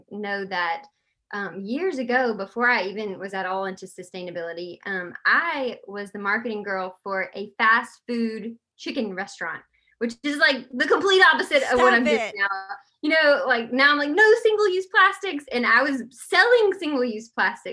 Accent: Columbus, Georgia, United States; moved away as an adult; also born or lived in Athens, Georgia; where I'm from, Columbus

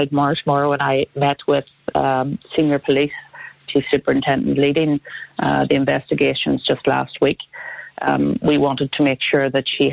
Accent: Fermanagh, Northern Ireland, United Kingdom; one was growing up in Fermanagh

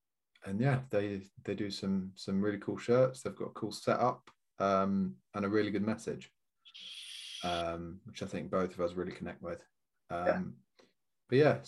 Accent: Yorkshire and the Humber, United Kingdom; I'm from Yorkshire.

